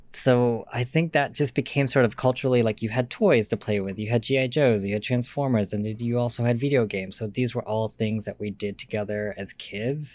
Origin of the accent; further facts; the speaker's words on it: Lansing, Michigan, United States; also born or lived in San Diego, California; I am from Lansing